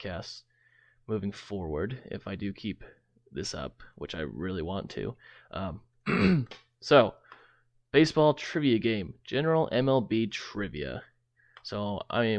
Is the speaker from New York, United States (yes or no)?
no; Central Kansas, United States; I'm originally from Central Kansas